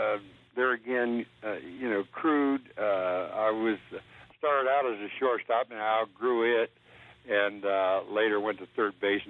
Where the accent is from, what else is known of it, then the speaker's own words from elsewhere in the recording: Columbus, Ohio, United States; In Columbus, Ohio.